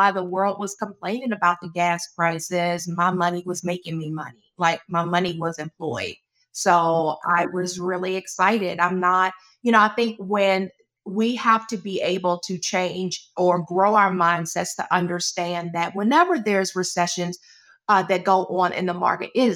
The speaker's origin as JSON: {"language": "English", "area": "Charles County", "region": "Maryland", "country": "United States", "tie": "born or raised there", "said": "I grew up in Charles County, Maryland"}